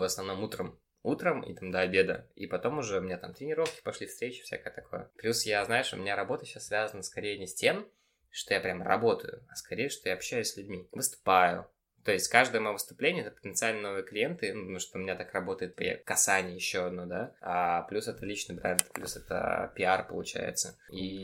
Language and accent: Russian; Babruysk, Mogilev Region, Belarus; moved away; also born or lived in Minsk; Я сам родом из Бобруйска